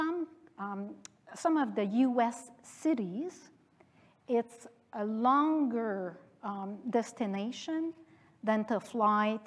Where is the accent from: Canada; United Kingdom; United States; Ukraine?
Canada; also born or lived in France